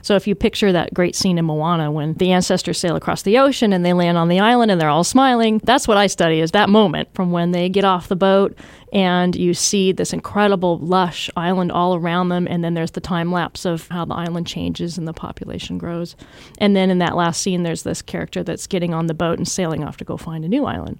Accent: Washington, United States; also born or lived in Southern California; when I was a kid, I moved from Southern California to Washington State

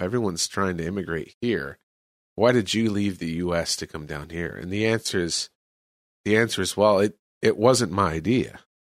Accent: California, United States; moved away as an adult; now in El Salvador; I'm from California.

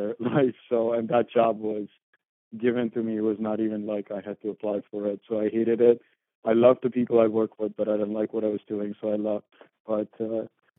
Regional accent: India; moved away as an adult; also born or lived in St. Louis, United States; now in United States; I grew up in India

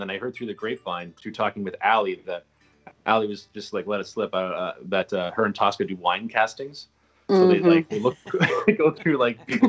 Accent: Calgary, Alberta, Canada; moved away as an adult; also born or lived in Toronto; now in New York City, United States; I consider Calgary my hometown, even though I wasn't born there. I was raised there pretty much

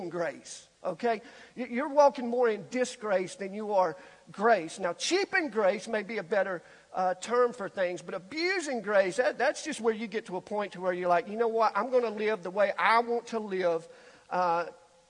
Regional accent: Alabama, United States; being born and raised in Alabama

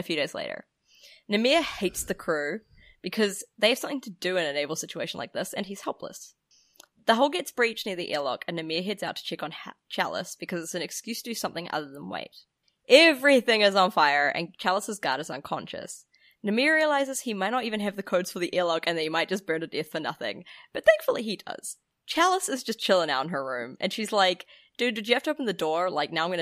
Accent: New Zealand; I'm a Kiwi

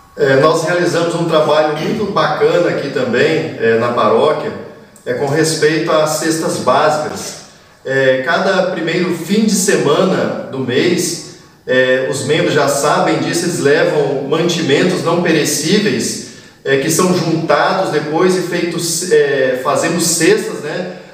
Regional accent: Nova Venécia, Espírito Santo, Brazil; Sou natural de Nova Venécia no Espírito Santo

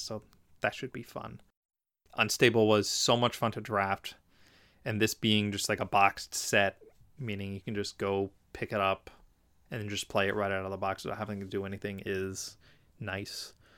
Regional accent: Philadelphia, Pennsylvania, United States; That's in Philadelphia, my hometown

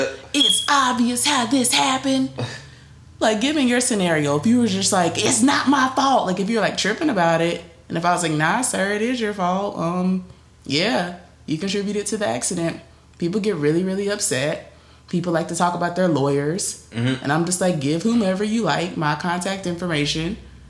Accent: Greensboro, North Carolina, United States; I'm from Greensboro.

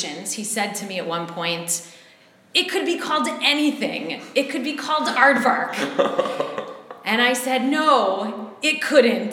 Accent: Cleveland, Ohio, United States; moved away as an adult; also born or lived in New York; now in Israel; I grew up in the United States. I'm from Cleveland, Ohio

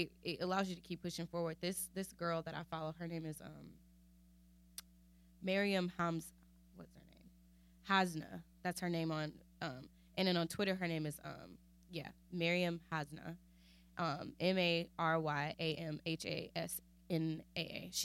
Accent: United States; I'm still from here

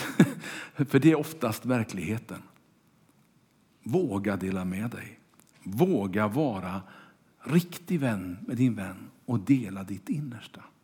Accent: Kungälv, Västra Götaland, Sweden; Mina första vänner var de som bodde i kvarteret där jag växte upp i Kungälv

